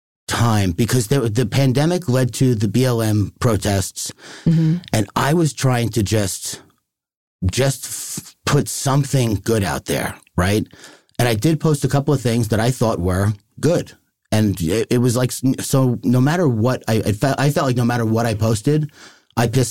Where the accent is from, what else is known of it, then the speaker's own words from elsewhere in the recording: Long Island, New York, United States; I'm from Long Island. I'm Irish